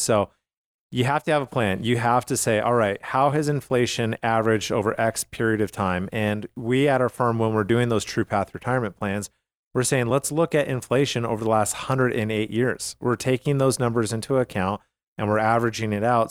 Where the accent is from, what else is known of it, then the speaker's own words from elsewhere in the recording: Calgary, Alberta, Canada; I grew up in Calgary, Alberta